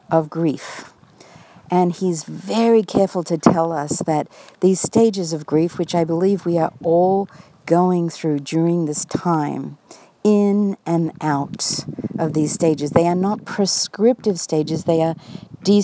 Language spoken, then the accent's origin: English; Australia; now in United States; My own family in Australia, as many of you know, I am Australian, and that part of me is, of course, always a big part of me. And my family here in the United States